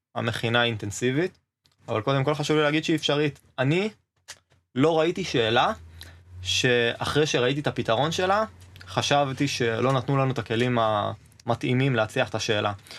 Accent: Northern Israel, Israel; moved away as an adult; now in Beersheba, Israel; במקור אני מהצפון אבל עכשיו אני באר שבעי

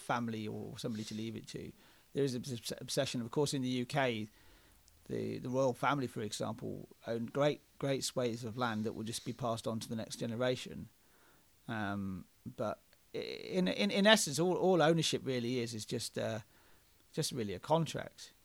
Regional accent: Oxford, South East England, United Kingdom; we're two white blokes who are from Oxford in England.

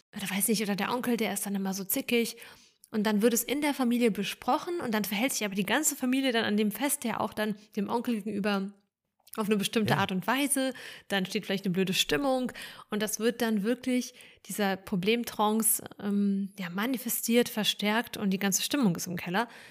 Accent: Germany; born or raised there; also born or lived in Ukraine

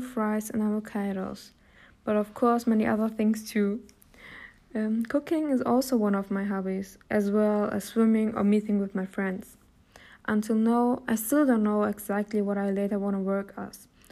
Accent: Hamburg, Germany; English is a second language; My family and I originally from Turkey, but I was born here in Germany and I also grew up here in Hamburg

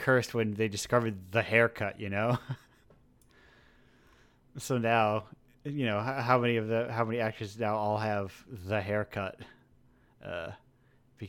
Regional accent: New England, United States; I'm from New England

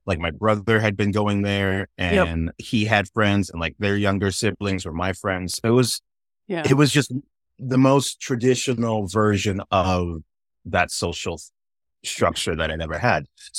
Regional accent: Inglewood, California, United States; accent: white boy accent; despite my white boy accent, I am black. And yeah, I grew up in all over the place, but my formative years were in Southern California and in Inglewood and Redondo area.

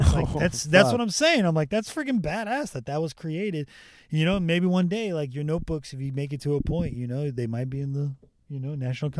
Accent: Rancho Cucamonga, California, United States; Rancho Cucamonga, California.

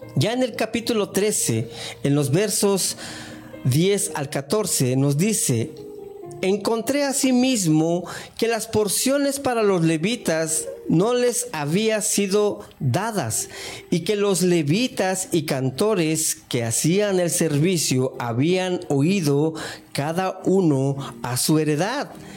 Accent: Mexico; cuando era niño, allá en México

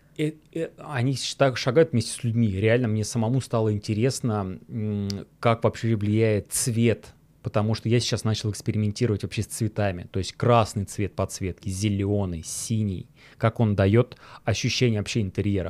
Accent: Volgograd, Volgograd Oblast, Russia; в Волгограде, в моем родном городе

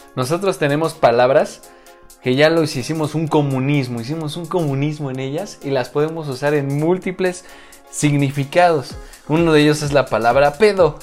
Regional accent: central Mexico, Mexico; accent: altiplano; le llaman altiplano, donde estamos prácticamente en el centro. Nosotros nos caracterizamos por hablar a cachole

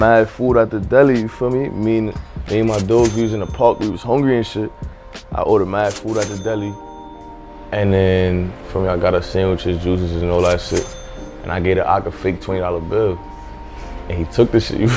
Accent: New York City, New York, United States; growing up in Canarsie

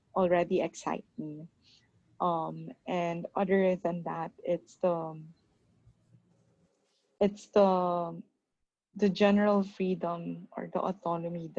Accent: Philippines; born or raised there; moved away as an adult; now in Toronto, Canada

